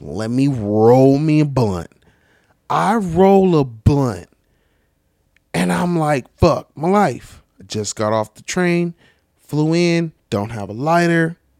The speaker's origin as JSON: {"language": "English", "region": "California", "country": "United States", "said": "I'm from Cali"}